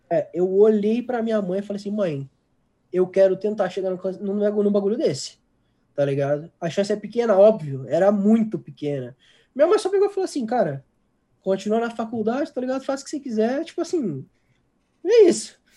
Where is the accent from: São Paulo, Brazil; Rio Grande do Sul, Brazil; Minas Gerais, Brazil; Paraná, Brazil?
Rio Grande do Sul, Brazil; Porto Alegre; eu sou de Porto Alegre